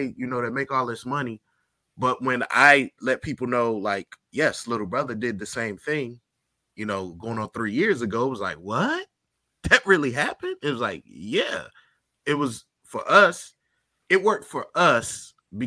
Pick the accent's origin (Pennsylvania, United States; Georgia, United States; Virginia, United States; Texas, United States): Virginia, United States; I'm from Virginia, so I know a lot of kids that went there.